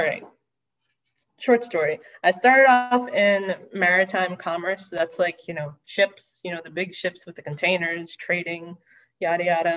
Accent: Long Island, New York, United States; I grew up on Long Island, New York, and I grew up on the South Shore

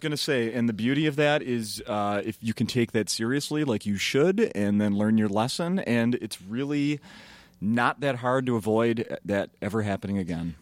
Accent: Minnesota, United States; I'm from Minnesota

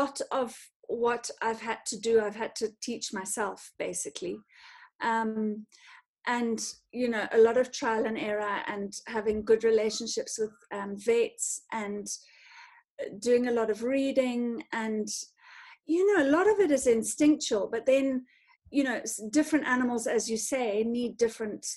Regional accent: North Harare, Zimbabwe; I grew up in Zim, in sort of North Harare, in the rural area

